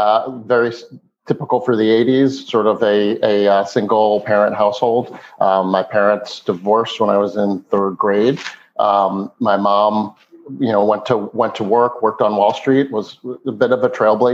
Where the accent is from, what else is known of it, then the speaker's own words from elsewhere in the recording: East Meadow, New York, United States; So I grew up on Long Island, a town called East Meadow, suburban New York, not too different than the town we live in outside of Philadelphia today.